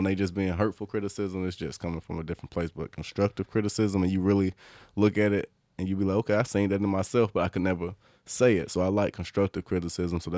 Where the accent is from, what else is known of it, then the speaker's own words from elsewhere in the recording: the South, United States; I'm cultured, but I'm not just cultured because I'm from the South.